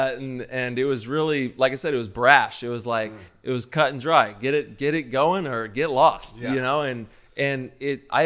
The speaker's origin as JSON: {"language": "English", "area": "Central Valley", "region": "California", "country": "United States", "tie": "born or raised there", "said": "I grew up in the Central Valley"}